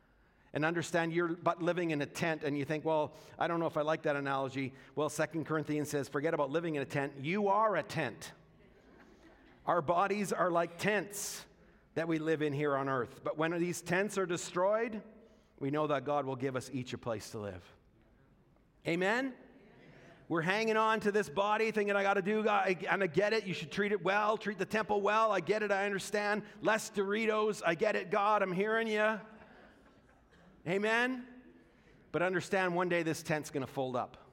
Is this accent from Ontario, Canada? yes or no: no; Alberta, Canada; I experienced by growing up in Alberta